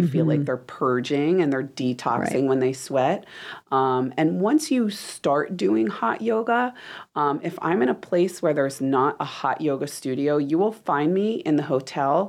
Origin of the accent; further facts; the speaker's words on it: New Jersey, United States; Italian. I'm from New Jersey